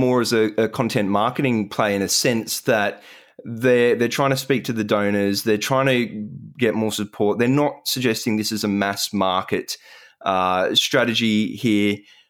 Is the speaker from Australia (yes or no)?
yes; Australia; it seemed to bring a bit of emotion, some, you know, very warm feelings about being Australian.